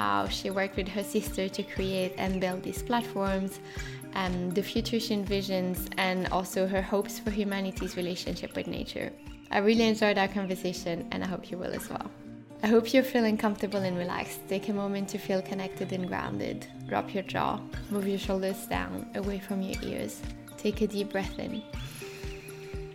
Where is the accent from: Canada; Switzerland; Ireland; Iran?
Switzerland; French part of Switzerland, Romandy; born or raised there; now in London, United Kingdom